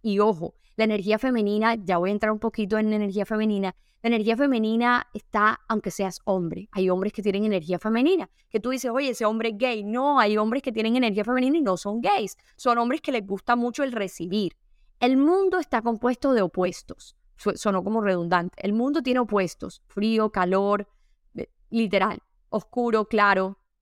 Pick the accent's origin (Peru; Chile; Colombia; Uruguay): Colombia; Caribbean coast of Colombia; Yo soy costeña